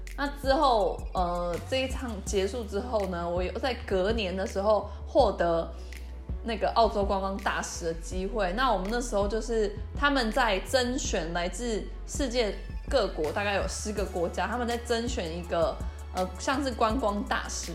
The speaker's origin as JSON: {"language": "Chinese", "country": "Taiwan", "also_born_or_lived": "Australia", "said": "我们台湾人"}